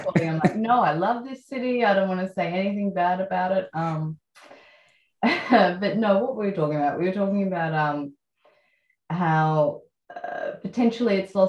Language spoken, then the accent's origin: English; Melbourne, Victoria, Australia; Growing up in Melbourne. So I grew up in South Yarra